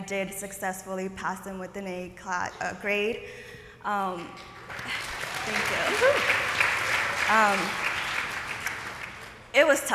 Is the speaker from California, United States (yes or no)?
yes; San Jose, California, United States; also born or lived in Oaxaca, Mexico; I'm from here, the Bay Area. I'm from San Jose. I grew up here.